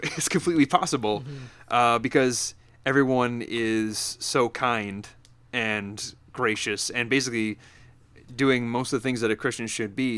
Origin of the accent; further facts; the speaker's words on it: upstate New York, United States; moved away; I grew up in upstate new york like 20 minutes from where daryl's sitting right now